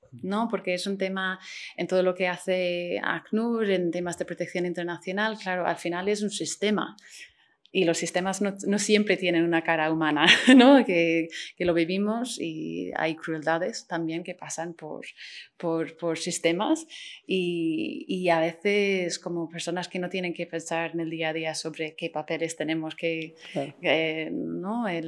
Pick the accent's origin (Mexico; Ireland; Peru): Ireland; Spanish is a second language; Sí, soy irlandesa